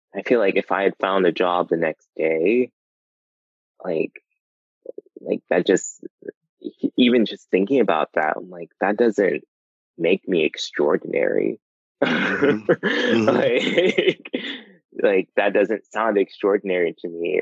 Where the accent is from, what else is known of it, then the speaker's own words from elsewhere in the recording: New Jersey, United States; also born or lived in North Carolina; now in New York, United States; growing up in New Jersey, like going to New York was just like going down the street